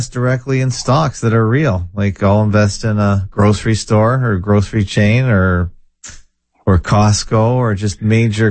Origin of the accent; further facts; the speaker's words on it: Canada; I'm Canadian.